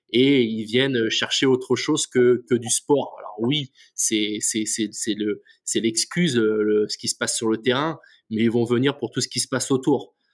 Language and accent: French; Lorient, Brittany, France; je suis originaire de, Lorient